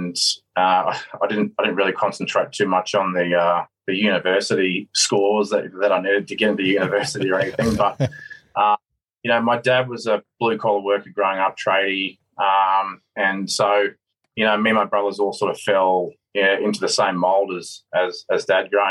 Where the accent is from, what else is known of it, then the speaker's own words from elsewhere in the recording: Sydney, New South Wales, Australia; I grew up on the Northern Beaches down in Sydney, down in Manly. I was very lucky to be born and bred down there